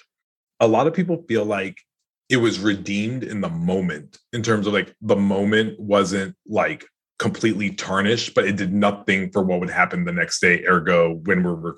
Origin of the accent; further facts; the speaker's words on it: New York City, New York, United States; I grew up in the Bronx